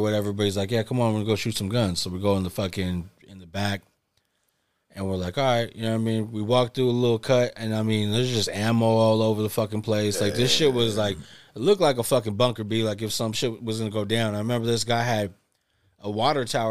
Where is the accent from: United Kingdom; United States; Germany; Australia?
United States; California